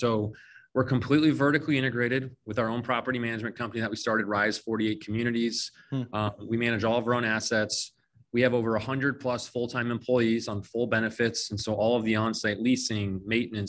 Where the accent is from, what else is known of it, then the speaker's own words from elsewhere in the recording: Phoenix, Arizona, United States; I was born and raised here in Phoenix, Arizona, you know, lived here my entire life.